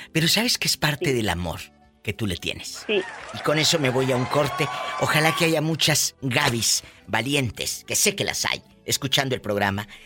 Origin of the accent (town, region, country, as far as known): Matamoros, Tamaulipas, Mexico; moved away